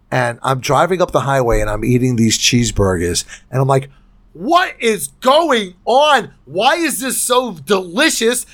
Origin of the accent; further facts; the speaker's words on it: United States; I don't speak French 'cause I'm an American